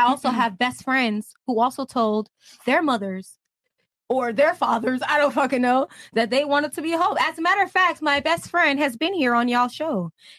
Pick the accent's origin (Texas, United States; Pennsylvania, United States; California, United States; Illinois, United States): California, United States; Pittsburg; also born or lived in San Francisco; I was born in San Francisco and I was raised in Pittsburgh, California.